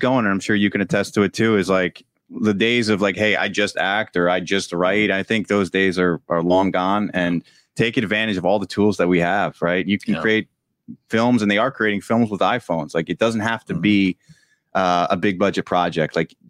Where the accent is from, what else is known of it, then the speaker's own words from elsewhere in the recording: Edison, New Jersey, United States; finished an active shooter training video for Middlesex County College in New Jersey, in Edison, actually, my hometown.